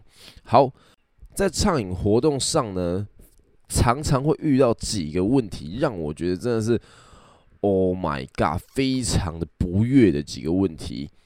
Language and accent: Chinese; Kaohsiung, Taiwan; 那因为我本身是高雄人，所以呢，那个时候我们就是去高雄的热炒店喝酒。